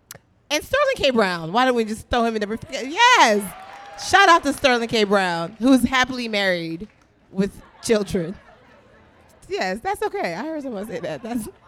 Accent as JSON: {"language": "English", "country": "Nigeria", "said": "I'm a Nigerian with 2 degrees, though."}